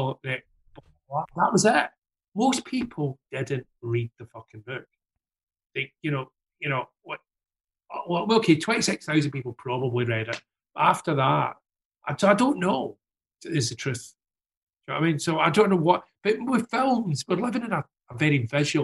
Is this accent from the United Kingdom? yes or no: yes; Glasgow, Scotland, United Kingdom; now in London, United Kingdom; I got the business savvy for Glasgow. I got the never give in part for Glasgow.